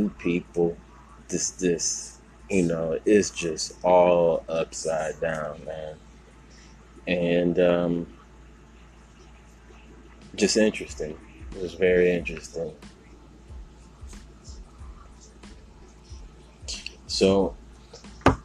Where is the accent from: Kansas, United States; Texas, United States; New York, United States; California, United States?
Texas, United States; Houston; moved away; my hometown in H-Town